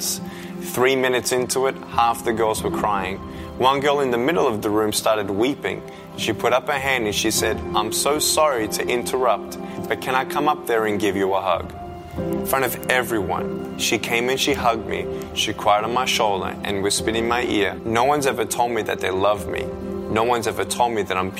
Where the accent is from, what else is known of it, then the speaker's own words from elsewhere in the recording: Melbourne, Victoria, Australia; I was born in Melbourne, Australia